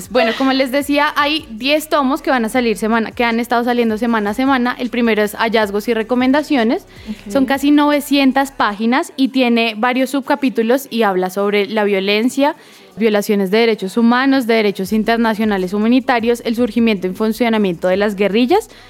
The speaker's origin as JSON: {"language": "Spanish", "country": "Colombia", "said": "yo creo que es un paso a, a poder reconocer primero, como todos como colombianos, el conflicto que ha existido por tantos años"}